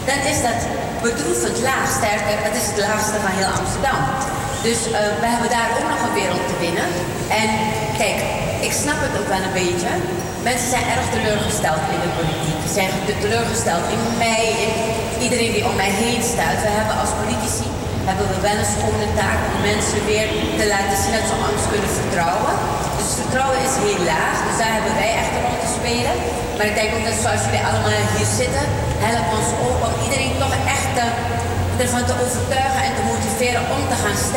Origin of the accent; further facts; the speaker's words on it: Suriname; accent: Surinamese; now in Netherlands; Het ging alleen maar over een Surinaamse accent.